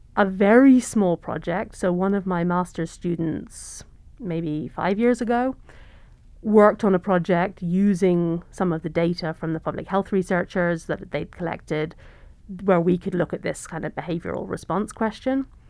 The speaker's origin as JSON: {"language": "English", "region": "England", "country": "United Kingdom", "tie": "born or raised there", "also_born_or_lived": "London / Cambridge / North Carolina / California", "moved": "as an adult", "lives_now": "Montana, United States", "said": "I'm originally from the U K. I grew up in England"}